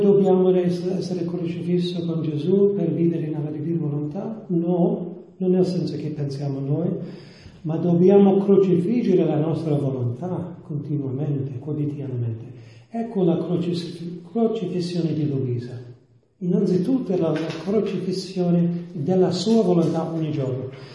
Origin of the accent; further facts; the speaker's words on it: New York, United States; Italian is a second language; sono degli Stati Uniti, di New York